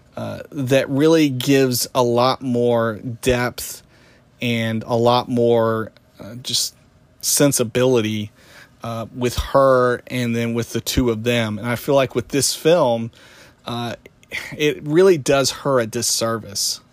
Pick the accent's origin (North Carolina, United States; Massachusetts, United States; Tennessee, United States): Tennessee, United States; moved away as an adult; growing up in Tennessee, huge, uh, country music fan